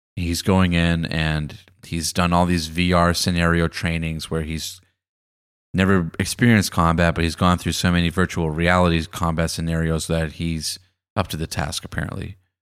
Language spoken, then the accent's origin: English; Boston, Massachusetts, United States; moved away as an adult; now in Los Angeles, United States; I was actually doing some student teaching in Boston, my hometown. It was a little bit before I moved to Los Angeles.